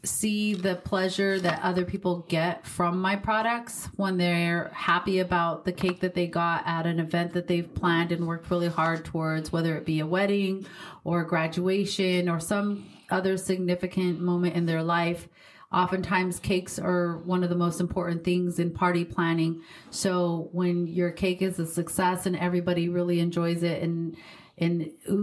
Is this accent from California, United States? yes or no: no; Pueblo, Colorado, United States; I was born and raised in Pueblo, Colorado